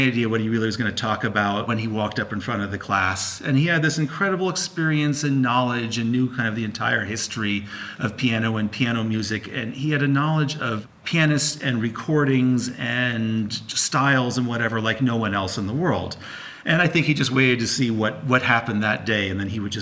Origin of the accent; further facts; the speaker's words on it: outside of New York City, United States; I grew up outside of New York City.